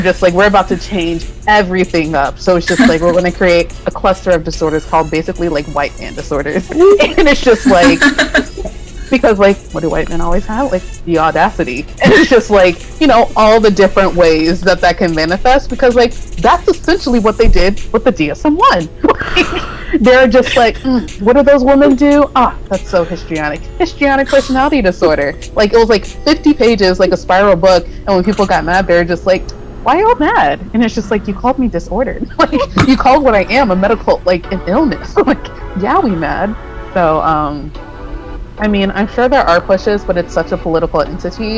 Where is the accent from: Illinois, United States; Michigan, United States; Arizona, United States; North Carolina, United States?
North Carolina, United States; moved away; also born or lived in New York; where I grew up in North Carolina